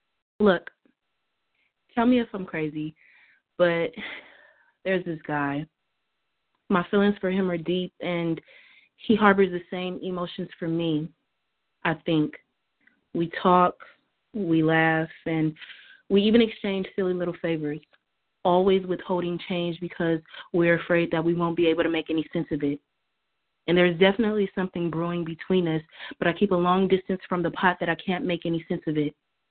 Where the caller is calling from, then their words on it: California, United States; This is Authentically Speaking. I'm calling from California.